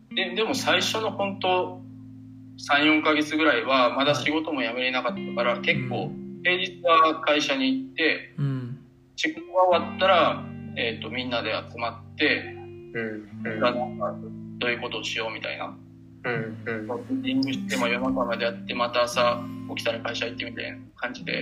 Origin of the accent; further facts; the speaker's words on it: Osaka, Japan; also born or lived in Kobe; もともと地元が大阪で、まあ、大学も神戸の方に行ってた